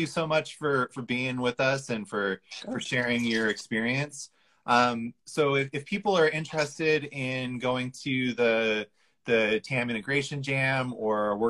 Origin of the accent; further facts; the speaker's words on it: United States; I'm an American